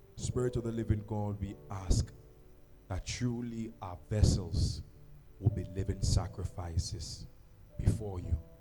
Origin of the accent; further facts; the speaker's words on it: Accra, Greater Accra, Ghana; I'm from Jamestown